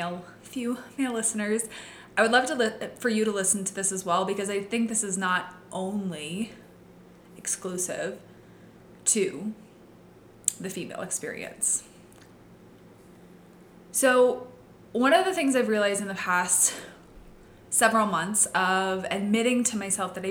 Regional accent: Midwest, United States; I grew up in the Midwest. I grew up in a very small town

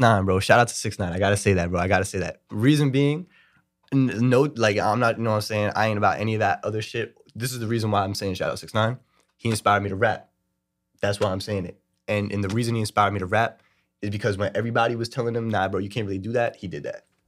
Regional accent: New York City, New York, United States; I'm from Brooklyn, New York

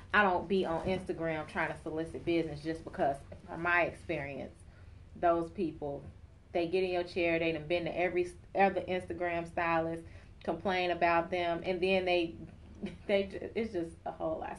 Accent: Chicago, Illinois, United States; also born or lived in Atlanta; I was born and raised in Chicago

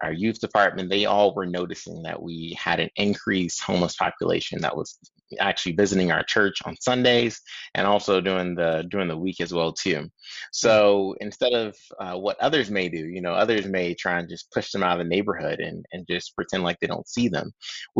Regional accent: Tampa, Florida, United States; So I'm originally from Tampa, Florida. Lots of family still there.

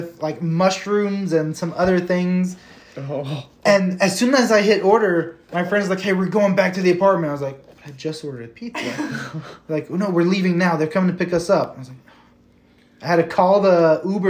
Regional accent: the South, United States; moved away; I grew up in the South

